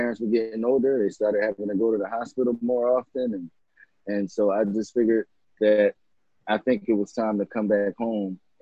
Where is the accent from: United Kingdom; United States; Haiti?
United States; Philadelphia, Pennsylvania; I grew up in West Philadelphia, in Winfield, spent time in Uptown and West Oak Lane and Mount Airy